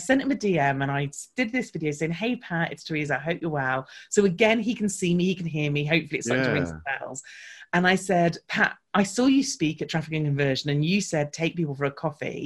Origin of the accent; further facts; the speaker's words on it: United Kingdom; because I'm British